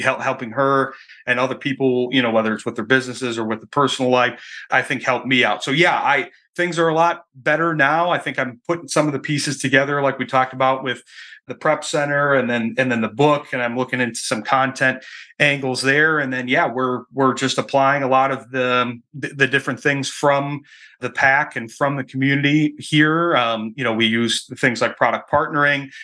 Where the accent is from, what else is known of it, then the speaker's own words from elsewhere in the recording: Michigan, United States; moved away as an adult; I'm from Michigan originally, that's where I, that's where I live now